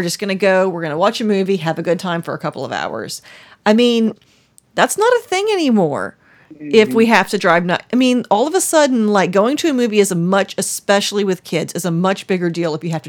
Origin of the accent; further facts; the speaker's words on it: New Orleans, Louisiana, United States; now in Mississippi, United States; I grew up in New Orleans